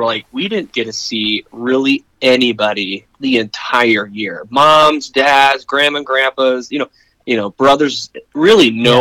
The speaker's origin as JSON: {"language": "English", "town": "Alta", "region": "Iowa", "country": "United States", "moved": "yes", "lives_now": "Norfolk, United States", "said": "closer to home, which we're from. Like, I'm from Alta, Iowa"}